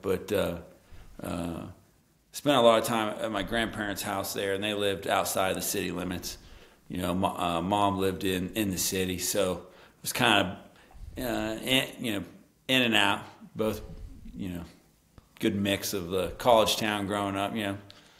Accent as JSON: {"language": "English", "town": "Morgantown", "region": "West Virginia", "country": "United States", "tie": "born or raised there", "said": "Morgantown, you know, the drinking town with the college sports problem."}